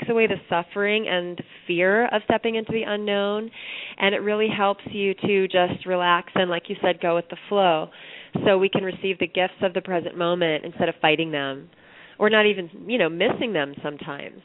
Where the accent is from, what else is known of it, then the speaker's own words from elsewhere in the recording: Iowa City, Iowa, United States; now in Brooklyn, United States; my hometown of Iowa City, Iowa, where I was a paper girl for a newspaper